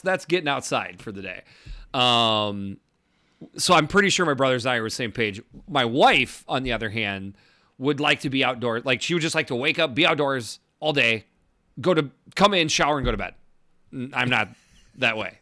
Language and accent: English; Minnesota, United States; you're from Minnesota